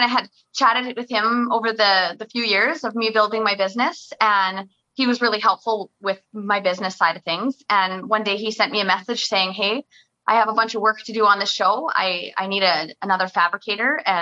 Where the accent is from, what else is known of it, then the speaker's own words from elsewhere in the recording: Oliver, British Columbia, Canada; moved away; I loved growing up in Oliver and my family's all still down there